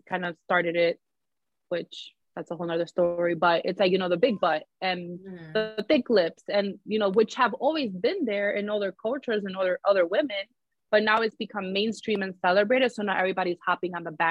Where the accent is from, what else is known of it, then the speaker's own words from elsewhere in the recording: New York City, New York, United States; I grew up in the Bronx